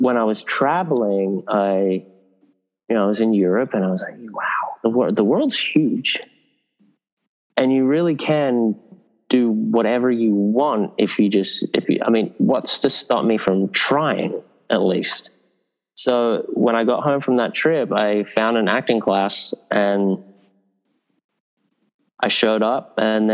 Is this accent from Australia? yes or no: yes; Sydney, New South Wales, Australia; moved away as an adult; also born or lived in England; a kid growing up in Northern Beaches in Sydney